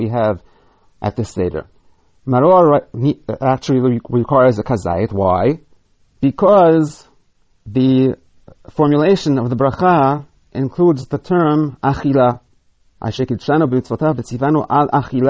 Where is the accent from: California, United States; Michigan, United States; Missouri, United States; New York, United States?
New York, United States; New York City; moved away; When I was a boy growing up in Brooklyn